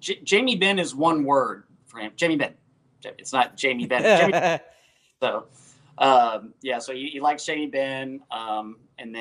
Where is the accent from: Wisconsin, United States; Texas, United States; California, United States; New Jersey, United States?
Texas, United States; Dallas; born and raised in the Dallas area